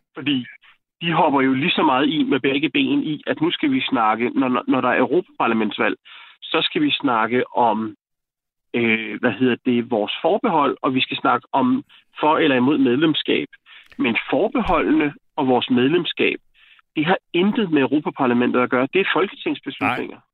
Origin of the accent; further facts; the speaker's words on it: Denmark; jeg ser mig da klart som dansker